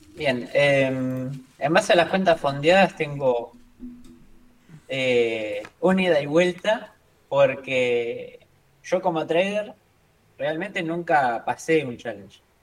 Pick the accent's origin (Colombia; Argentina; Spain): Argentina; yo soy argentino